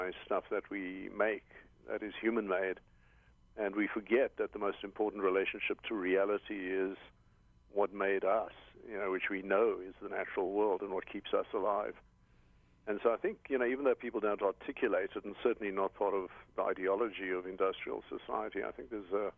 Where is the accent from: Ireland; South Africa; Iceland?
South Africa; now in Hawaii, United States; I'm originally South African